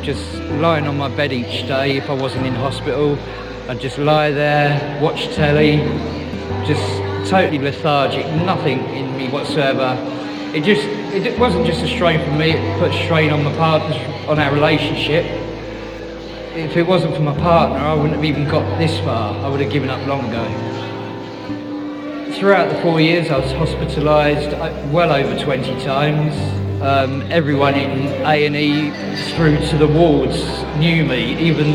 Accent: Bedford, East of England, United Kingdom; I'm from Bedford.

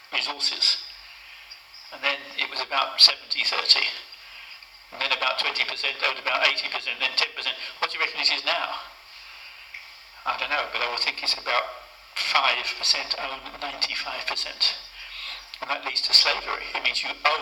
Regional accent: United Kingdom; accent: British; my British accent

